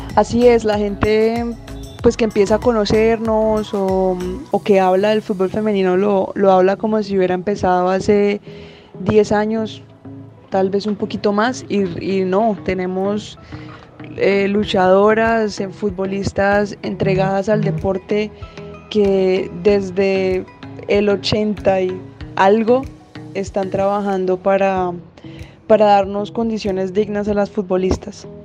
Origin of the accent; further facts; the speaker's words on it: Bogotá, Colombia; also born or lived in Villanueva; pues yo nací en Villanueva, pero me crié en, en Bogotá.